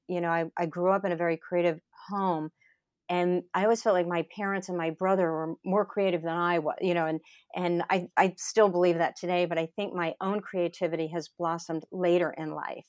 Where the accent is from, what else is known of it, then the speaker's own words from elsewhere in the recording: Lutherville, Maryland, United States; moved away as an adult; also born or lived in Alexandria, Virginia; I grew up in Lutherville, Maryland